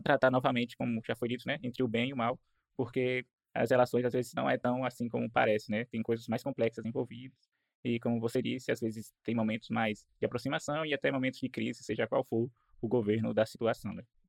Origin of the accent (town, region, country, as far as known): Brazil